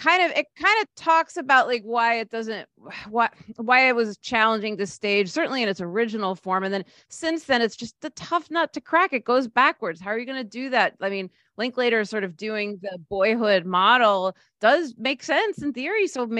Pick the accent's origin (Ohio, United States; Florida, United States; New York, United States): New York, United States; Scarsdale; I grew up in Scarsdale.